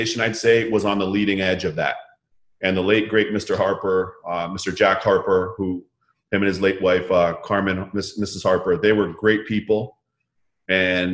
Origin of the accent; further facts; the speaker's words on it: Toronto, Ontario, Canada; moved away as an adult; also born or lived in Barbados (parents); now in United States; growing up in Toronto